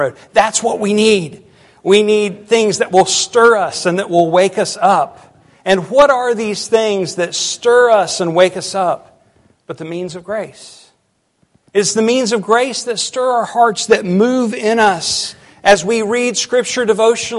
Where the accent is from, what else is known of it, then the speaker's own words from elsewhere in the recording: United States; as American Christians